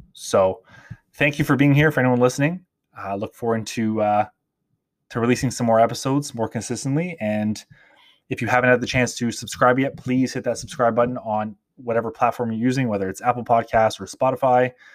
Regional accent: Toronto, Ontario, Canada; growing up in Toronto, in Canada

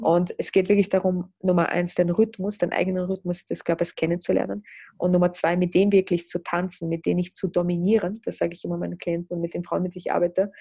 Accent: Russia; moved away; also born or lived in Austria; ich bin in Russland geboren, lebe aber in Österreich oder habe in Österreich gelebt.

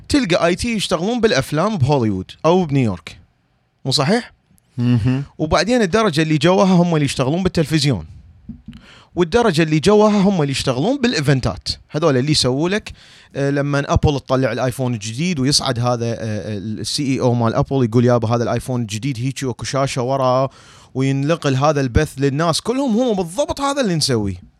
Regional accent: Iraq; moved away as an adult; now in United States; انا عراقي انا عراقي

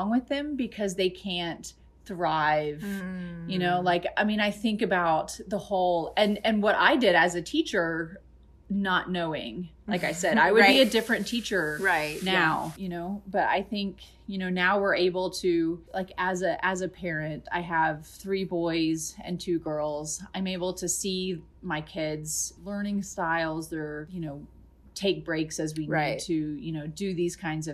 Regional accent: Georgia, United States; my childhood, I grew up in Georgia

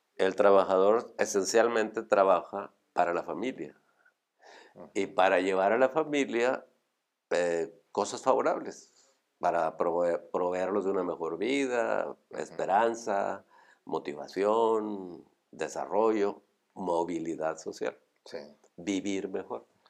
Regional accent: Monterrey, Nuevo León, Mexico; Como buen regio, pues yo estudié en el TEC, me recibí

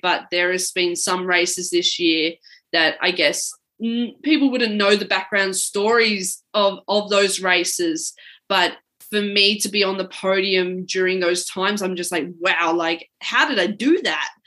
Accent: Mount Evelyn, Victoria, Australia; moved away; I grew up actually in the Yarra Valley in uh, Melbourne, Victoria, and from a small town called Mount Evelyn

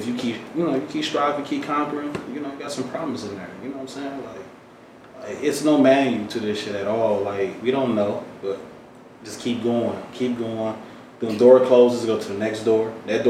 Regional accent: Detroit, Michigan, United States; born or raised there

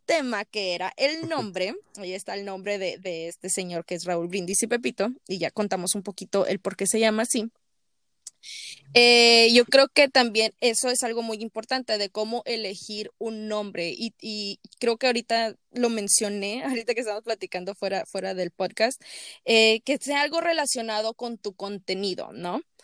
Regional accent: Mexico; moved away; tú y yo como mexicanos

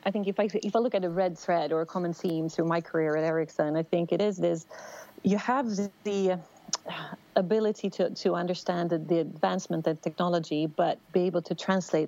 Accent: outside Stockholm, Stockholm County, Sweden; also born or lived in United States; I grew up outside Stockholm, Sweden.

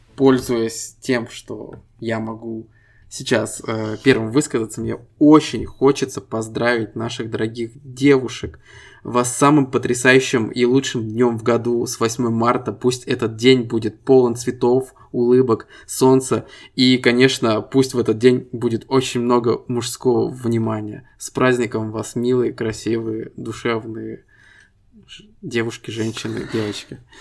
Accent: Estonia; Мы ребята из Эстонии

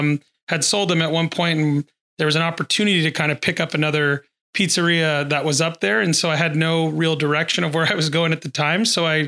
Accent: California, United States; also born or lived in Los Angeles, California / Merced, California / Santa Barbara, California; I was born in Los Angeles, California, moved around a little bit, spent some time in Merced, California. And then after high school, went to school in Santa Barbara.

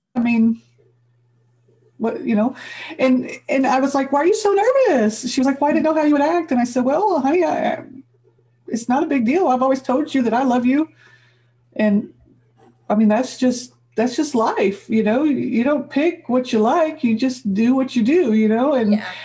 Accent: Midwest, United States; moved away; I grew up in the Midwest, white girl.

